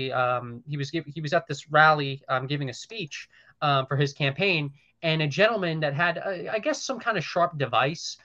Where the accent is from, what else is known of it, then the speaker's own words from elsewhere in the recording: Long Island, New York, United States; I'm from Long Island. Sure. And I've been privileged enough to grow up in an area where there really hasn't been much crime